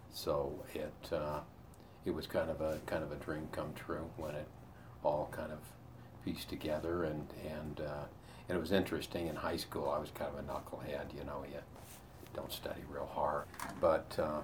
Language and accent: English; Salt Lake City, Utah, United States; I grew up in Salt Lake